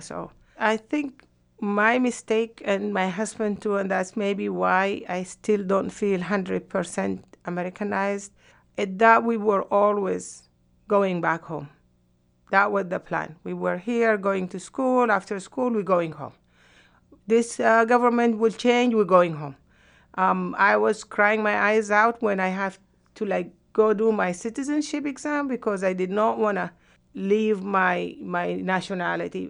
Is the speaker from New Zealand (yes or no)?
no; Sudan; moved away as an adult; also born or lived in Yemen; now in United States; I could not go back to Sudan because I was blacklisted